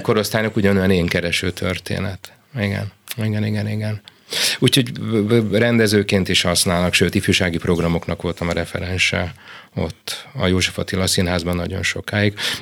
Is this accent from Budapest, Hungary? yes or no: yes; Budapest, Hungary; also born or lived in Kaposvár / Zalaegerszeg / Szeged / Szolnok; Én mindig azt mondtam, hogy Pesti vagyok